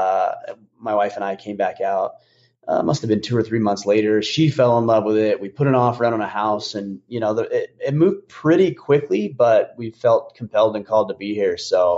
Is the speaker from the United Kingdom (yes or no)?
no; Utah, United States; But yeah, when I grew up there in Utah, we had what they called, technically they called it fall break